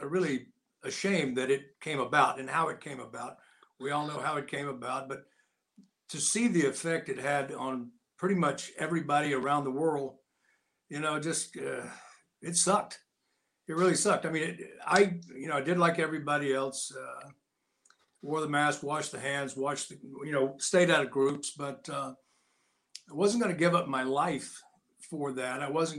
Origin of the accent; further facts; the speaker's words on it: United States; I was born in a log cabin, so yeah, I was, and in the mountains, and I grew up there